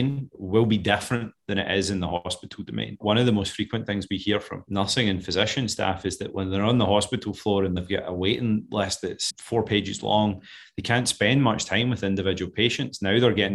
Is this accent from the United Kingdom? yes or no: yes; Scotland, United Kingdom; moved away; I'm clearly not an American. I know it's hard to tell with this accent, but I'm originally from Scotland.